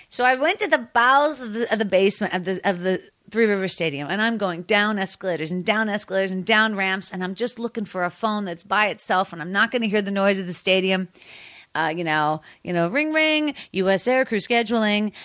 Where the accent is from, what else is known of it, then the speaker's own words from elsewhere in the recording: Pittsburgh, Pennsylvania, United States; moved away; also born or lived in Washington, D.C.; I'm from Pittsburgh